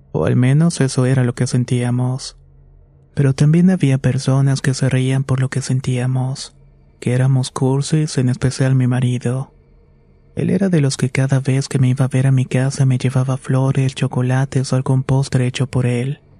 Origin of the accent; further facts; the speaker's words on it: State of Mexico, Mexico; Tengo 27 años y soy del Estado de México.